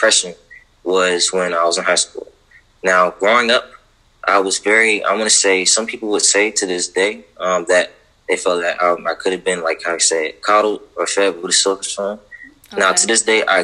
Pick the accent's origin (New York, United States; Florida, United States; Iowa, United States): Florida, United States; Fort Pierce; growing up in Fort Pierce, where I'm from